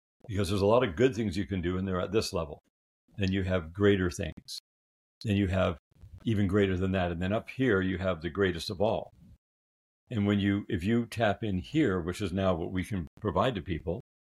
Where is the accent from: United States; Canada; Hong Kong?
Canada; I'm a Canadian